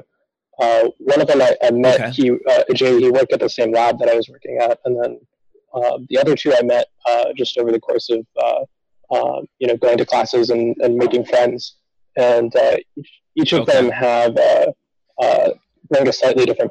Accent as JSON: {"language": "English", "town": "Phoenix", "region": "Arizona", "country": "United States", "tie": "born or raised there", "said": "I grew up in Phoenix, Arizona"}